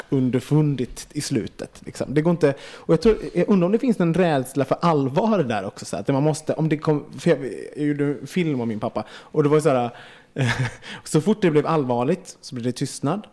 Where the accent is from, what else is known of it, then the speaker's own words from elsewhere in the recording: Gothenburg, Västra Götaland, Sweden; som liten i Göteborg